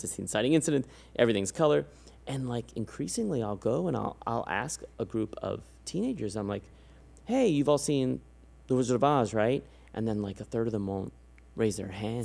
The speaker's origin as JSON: {"language": "English", "town": "San Antonio", "region": "Texas", "country": "United States", "moved": "yes", "said": "I'm from San Antonio"}